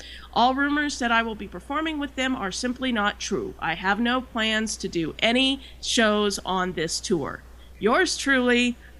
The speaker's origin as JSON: {"language": "English", "town": "Tulsa", "region": "Oklahoma", "country": "United States", "tie": "born or raised there", "said": "my hometown of Tulsa"}